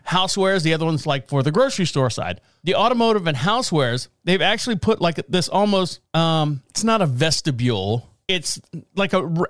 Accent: Orlando, Florida, United States; now in Marshall, United States; I'm from Orlando, Florida

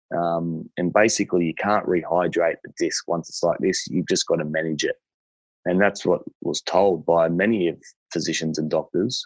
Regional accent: Liverpool, New South Wales, Australia; I grew up in Liverpool on 5 acres

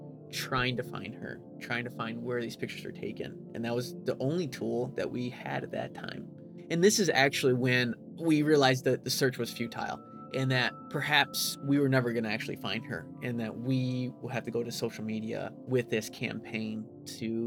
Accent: Jackson, Michigan, United States; Jackson, Michigan, my hometown, is about 40,000 people

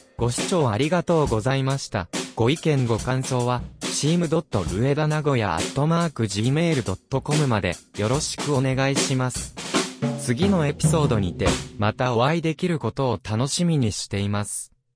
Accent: Shinshiro, Aichi, Japan; moved away; also born or lived in Australia / Hokkaido; 新城との向き合い方とか、それから、えっ、と、生まれた土地

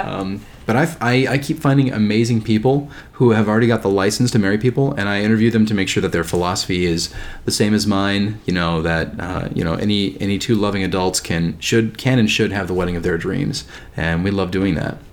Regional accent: Bowling Green, United States; my hometown, Bowling Green.

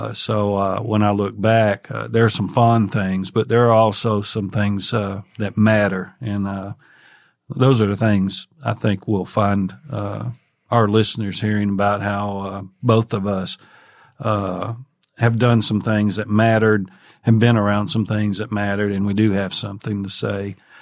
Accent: Tennessee, United States; Well, I grew up in Northwest Tennessee, native Tennessean, in the northwest corner of the state

